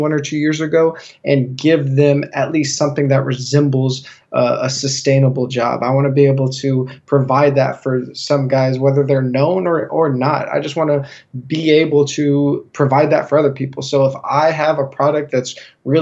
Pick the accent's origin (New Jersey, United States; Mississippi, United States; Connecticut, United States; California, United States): California, United States; Northern; moved away as an adult; now in San Diego, United States; I grew up in Northern California